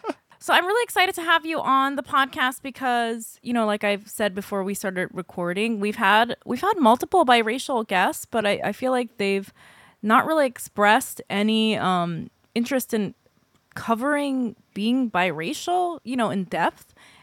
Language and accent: English; South Korea; moved away; I grew up in Korea for probably most of my childhood, or at least like a solid portion of it.